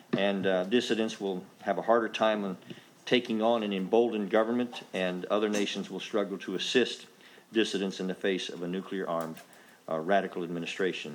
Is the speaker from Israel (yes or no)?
no; United States; an American congressman